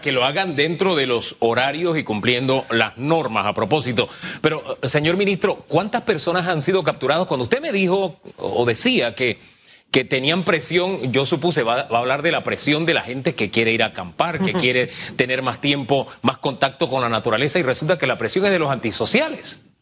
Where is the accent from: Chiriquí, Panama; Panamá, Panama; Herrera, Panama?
Chiriquí, Panama; moved away; esa es mi tierra